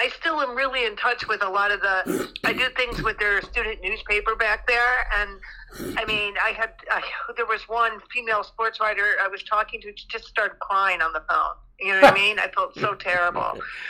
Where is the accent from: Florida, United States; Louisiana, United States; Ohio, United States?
Ohio, United States; moved away; I grew up in Ohio, but on the border of, I always loved Michigan, but my town was like a town divided.